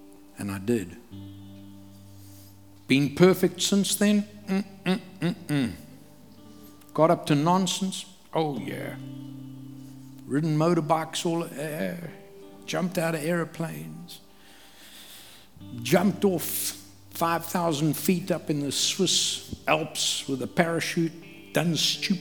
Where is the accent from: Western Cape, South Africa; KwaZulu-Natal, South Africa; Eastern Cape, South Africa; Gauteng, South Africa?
KwaZulu-Natal, South Africa; I grew up in KwaZulu among the Zulu people in Africa.